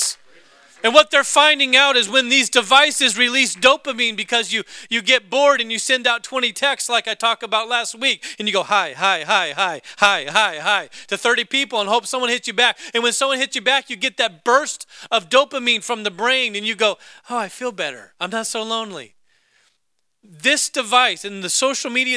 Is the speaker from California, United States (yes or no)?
no; Alaska, United States; my home state, Alaska